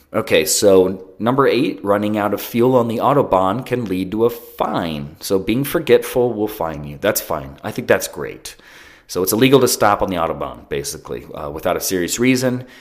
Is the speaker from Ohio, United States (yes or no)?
yes; Ohio, United States; I'm from Ohio and we have billboards everywhere.